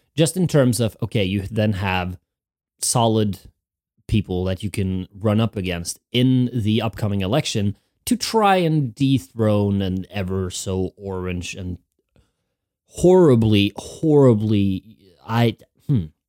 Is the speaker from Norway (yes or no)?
yes; Norway; moved away as an adult; now in Winchester, United Kingdom; I'm from Norway, Hinga Dinga country